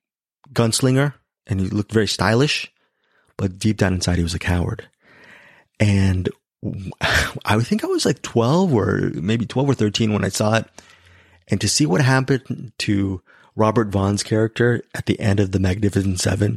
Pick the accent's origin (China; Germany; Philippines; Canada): Philippines; So, I am very ashamed because I am Filipino.